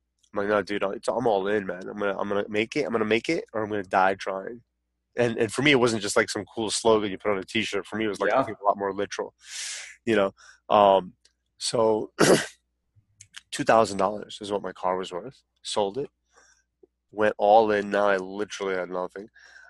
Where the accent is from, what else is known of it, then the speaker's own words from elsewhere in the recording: San Francisco, California, United States; born there; As funny as that sounds, as caveman as that sounds, I was born in San Francisco.